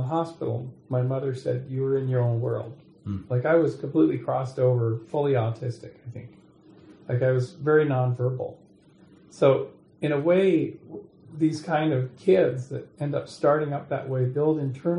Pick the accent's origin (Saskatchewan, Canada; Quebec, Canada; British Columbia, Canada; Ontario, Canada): British Columbia, Canada; Kamloops; moved away; I'm going back to my hometown of Kamloops, BC